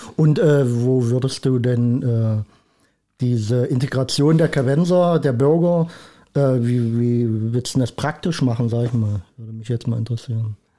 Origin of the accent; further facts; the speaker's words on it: Schwarz, Saxony-Anhalt, Germany; also born or lived in Rosenburg; also ganz ursprünglich komme ich aus Schwarz. Aber äh, habe jetzt auch viele Jahre in Rosenburg gelebt.